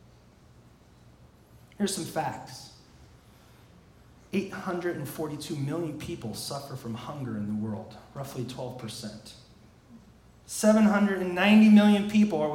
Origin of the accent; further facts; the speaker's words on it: outside Chicago, Illinois, United States; growing up outside Chicago in the 90s